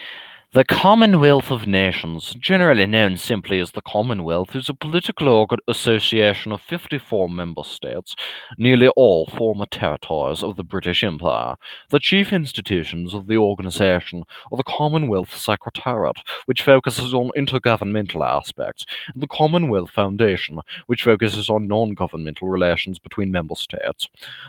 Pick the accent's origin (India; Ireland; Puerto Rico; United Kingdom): Ireland; Dublin, Leinster; We're the Irish, and I'm from Dublin, and I respect my nationality, you know.